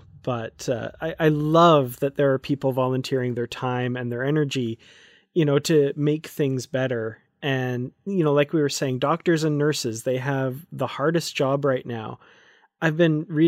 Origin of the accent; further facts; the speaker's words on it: Grande Prairie, Alberta, Canada; Grand Prairie, Alberta. So we're both Albertans too